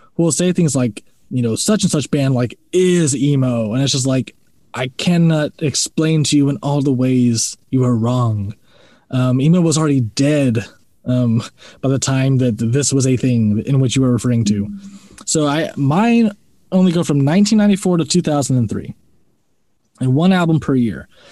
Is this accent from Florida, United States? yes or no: yes; Florida, United States; I'm from Florida